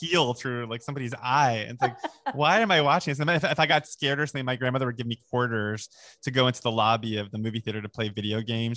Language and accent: English; Long Island, New York, United States; where I grew up on Long Island